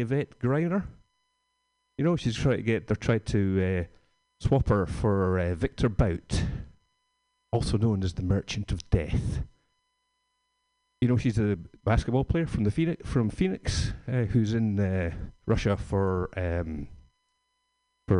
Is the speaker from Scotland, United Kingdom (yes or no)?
yes; Scotland, United Kingdom; moved away; I'm from Scotland